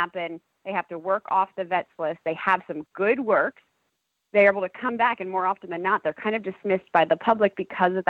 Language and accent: English; New York, United States; moved away as an adult; also born or lived in Kentucky; I grew up in New York, and then I went to college at the University of Louisville's equine program in Kentucky.